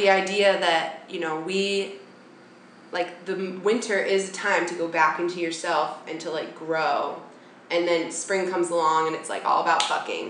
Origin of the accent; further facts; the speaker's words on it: Bay Area, California, United States; now in New York, United States; I'm from the Bay Area.